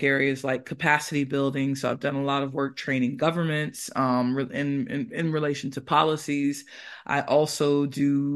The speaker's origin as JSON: {"language": "English", "country": "United States", "also_born_or_lived": "United Kingdom", "moved": "as an adult", "lives_now": "Granada, Spain", "said": "I'm originally from the United States, and, you know, as a Black person in the U.S."}